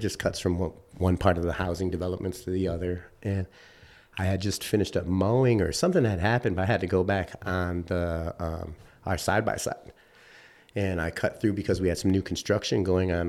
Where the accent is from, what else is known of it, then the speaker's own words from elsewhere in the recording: Chicago, Illinois, United States; moved away as an adult; also born or lived in Grand Rapids, Michigan / Wisconsin; now in Michigan, United States; I grew up in Chicago